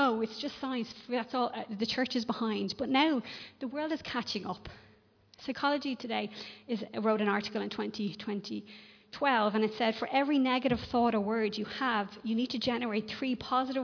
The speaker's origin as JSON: {"language": "English", "country": "Ireland"}